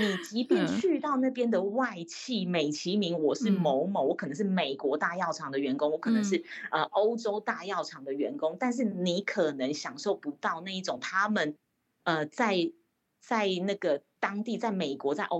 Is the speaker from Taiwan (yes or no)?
yes; Taiwan; 欸，我是台湾人，我知道台湾的行情是什么